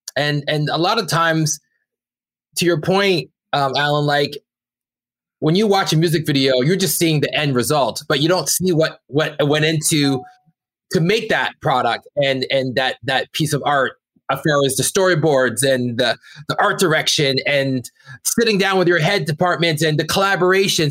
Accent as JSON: {"language": "English", "town": "Brampton", "region": "Ontario", "country": "Canada", "said": "we're two kids from Brampton, Ontario"}